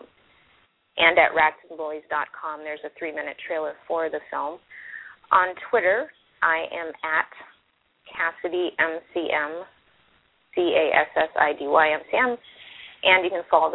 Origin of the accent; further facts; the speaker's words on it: Florida, United States; I'm also from Florida